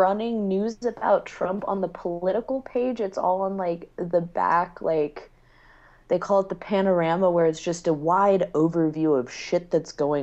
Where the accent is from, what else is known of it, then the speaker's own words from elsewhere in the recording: United States; now in Germany; I'm American